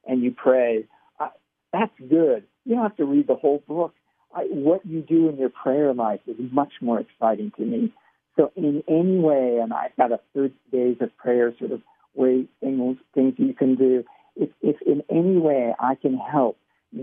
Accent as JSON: {"language": "English", "town": "Pasadena", "region": "California", "country": "United States", "tie": "born or raised there", "said": "I grew up in California. My parents, and I grew up in Pasadena and Pasadena area"}